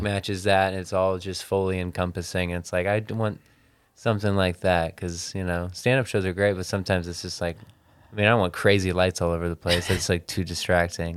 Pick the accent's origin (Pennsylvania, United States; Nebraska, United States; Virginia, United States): Nebraska, United States; moved away; I'm from Nebraska